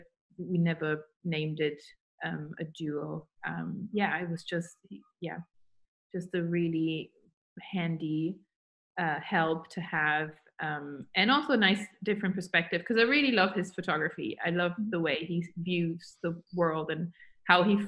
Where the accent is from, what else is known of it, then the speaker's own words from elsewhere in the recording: Germany; moved away as an adult; now in London, United Kingdom; I moved to London from Germany when I was 19, first time, because then I moved back.